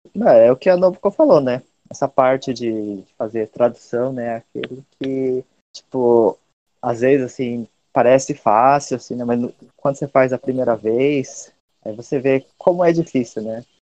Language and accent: Portuguese; Brazil; now in Japan; eu também, né, que sou brasileiro